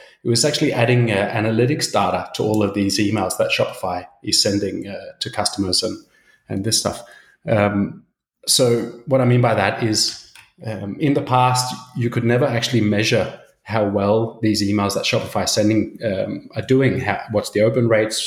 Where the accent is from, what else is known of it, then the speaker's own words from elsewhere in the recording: Australia; moved away as an adult; now in Copenhagen, Denmark; I'm originally from Australia. My dad's Swedish, so I've got a super Swedish name, but been living in Copenhagen for about 12 years